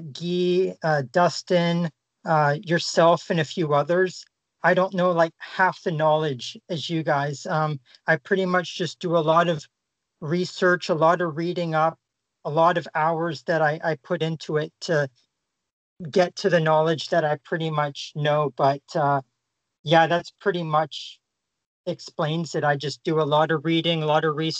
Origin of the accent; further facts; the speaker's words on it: Surrey, British Columbia, Canada; also born or lived in Burnaby, British Columbia; I was born in the same city as Colorado Avalanche Hall of Famer and current GM Joe Sakic, which was Burnaby, British Columbia. And then in 1992, so pretty much when I was 3 years old, I moved to Surrey, and I've lived here ever since